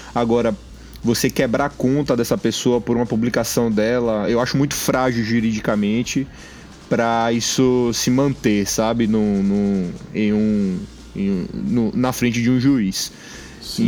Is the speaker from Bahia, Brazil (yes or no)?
yes; Bahia, Brazil; nós somos aqui, nós somos baianos